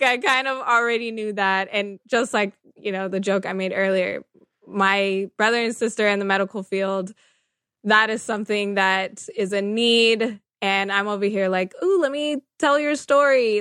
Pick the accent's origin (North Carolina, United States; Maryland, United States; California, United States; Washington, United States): California, United States; Sacramento; I was born and raised in Sacramento, California, so NorCal